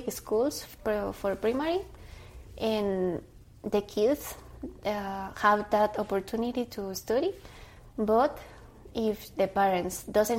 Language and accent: English; Cobán, Alta Verapaz, Guatemala; I was born in Guatemala, exactly in Coban, Alta Verapaz. I live with my parents